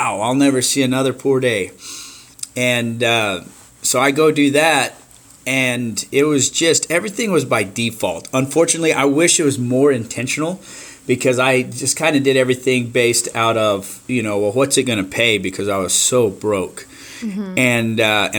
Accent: Clayton, New Mexico, United States; moved away as an adult; now in Stephenville, United States; I'm originally from New Mexico. I've lived in Stephenville, Texas for the last 17 years, I guess. And but I went to school in Clayton, New Mexico. That's where I graduated high school

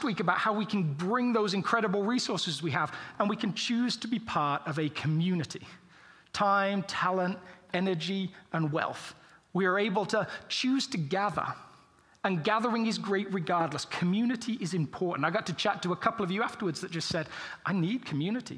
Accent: England, United Kingdom; as English people

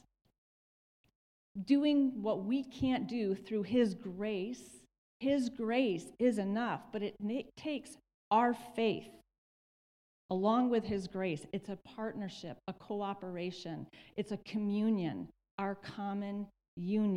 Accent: Michigan, United States; moved away; we're from Michigan

